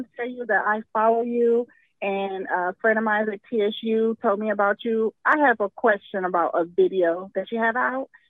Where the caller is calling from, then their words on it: Houston, Texas, United States; Hi, this is … from Houston, Texas.